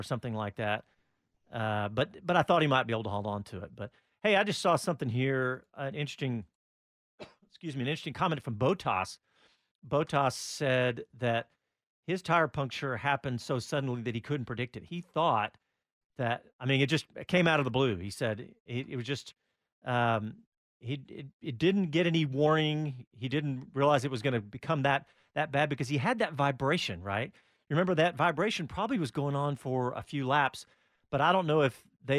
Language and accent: English; United States; being an American